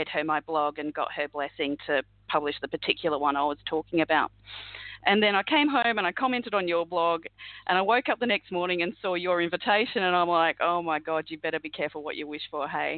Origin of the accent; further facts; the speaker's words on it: Adelaide, South Australia, Australia; I grew up in Adelaide, beautiful part of the country